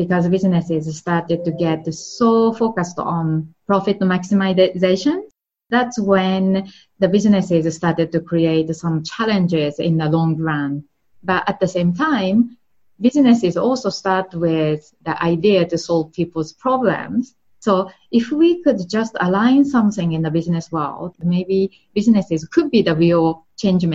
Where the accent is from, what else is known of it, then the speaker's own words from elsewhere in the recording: Japan; English is a second language; moved away; I'm from Japan, and that's where I grew up.